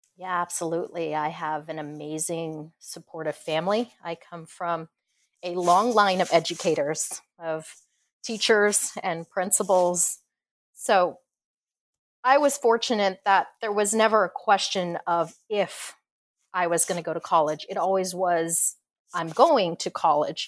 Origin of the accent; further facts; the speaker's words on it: Corpus Christi, Texas, United States; I grew up in Corpus Christi, so we would have hurricanes and tropical storms